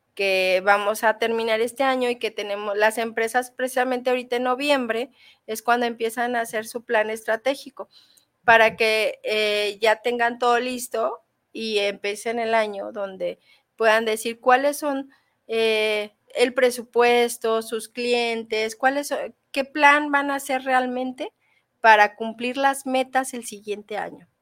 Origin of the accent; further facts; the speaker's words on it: Mexico; como mexicanos